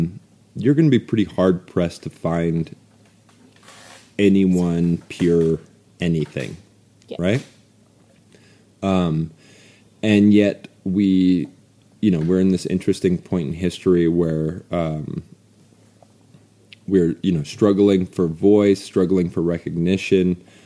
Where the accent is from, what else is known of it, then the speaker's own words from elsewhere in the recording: North Dakota, United States; But we're landlocked, so I'm from North Dakota, Mandan, Hidatsa, Narikara, and Lakota, and Austrian, and Norwegian